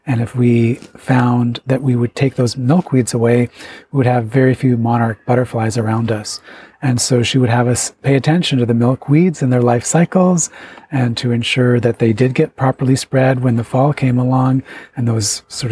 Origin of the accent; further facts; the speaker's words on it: Chippewas of Nawash First Nation, Georgian Bay, Ontario, Canada; I'm of the Otter clan from the Chippewa of the Nawash First Nation in Ontario on the shores of Georgian Bay